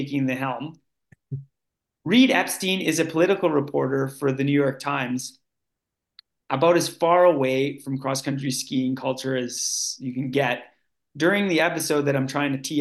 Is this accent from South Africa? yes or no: no; Canada; now in Norway; I'm Canadian